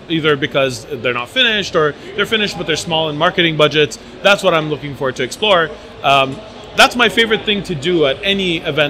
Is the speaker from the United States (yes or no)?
no; Montreal, Quebec, Canada; And I'm from Montreal, Canada.